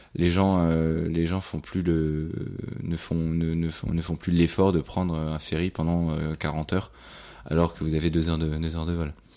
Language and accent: French; France; en tant que Français